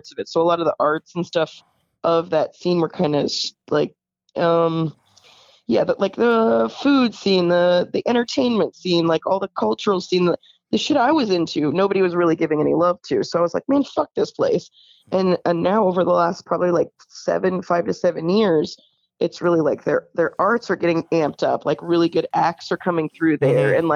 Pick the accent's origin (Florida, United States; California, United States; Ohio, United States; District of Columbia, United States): Florida, United States; Orlando; I am originally from Florida.